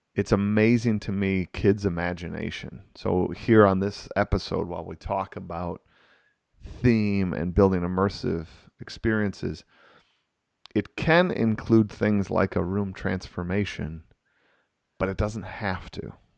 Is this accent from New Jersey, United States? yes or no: no; Wisconsin, United States; I'm from Wisconsin here